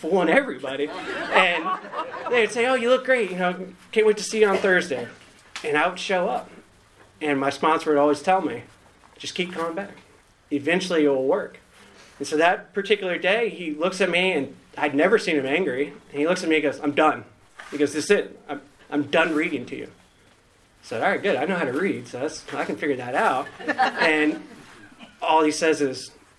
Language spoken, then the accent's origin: English; Northern Virginia, United States; moved away as an adult; now in Raleigh, United States; I grew up in Northern Virginia, recently got to Raleigh